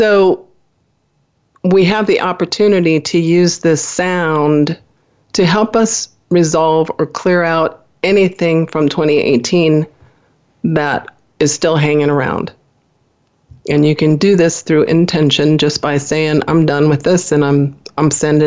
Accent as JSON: {"language": "English", "region": "Midwest", "country": "United States", "tie": "born or raised there", "said": "I was born in the Midwest in a small family, went to Catholic school"}